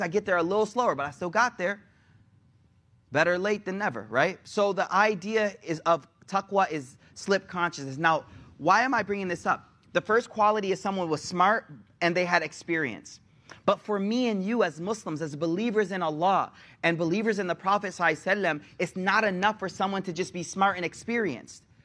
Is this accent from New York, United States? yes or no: yes; Buffalo, New York, United States; moved away; I'm from Buffalo